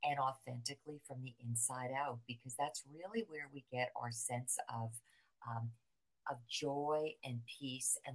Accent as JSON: {"language": "English", "region": "New Jersey", "country": "United States", "tie": "born or raised there", "moved": "as an adult", "lives_now": "Florida, United States", "said": "I'm from right outside of New York City. I grew up in New Jersey"}